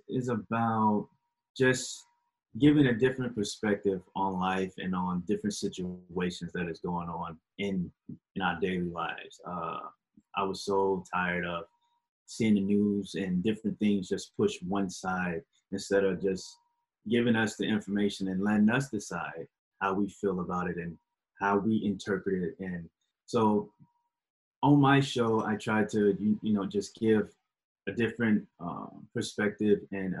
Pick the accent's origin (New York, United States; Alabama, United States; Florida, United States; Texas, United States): Alabama, United States; born there; now in Virginia, United States; Right now, I am currently living in Virginia, but I was born in Alabama. Went all over America almost. So, yeah, I was born in Alabama, but right now I live in Virginia.